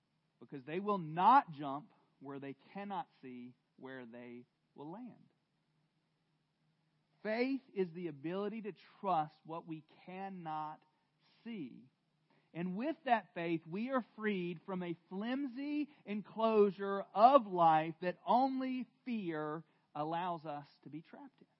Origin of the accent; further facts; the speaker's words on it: the South, United States; I'm from the South, and I had a very loving dad